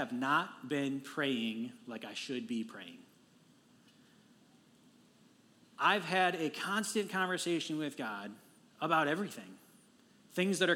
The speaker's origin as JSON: {"language": "English", "town": "Detroit", "region": "Michigan", "country": "United States", "tie": "born or raised there", "said": "I am from Detroit. I'm a native of Detroit and have lived there"}